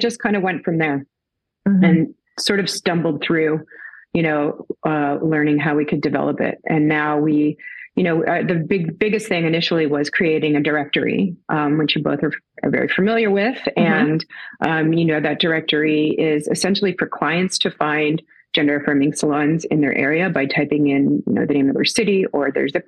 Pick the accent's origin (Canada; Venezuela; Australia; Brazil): Canada; Toronto, Ontario; I am from Toronto, Canada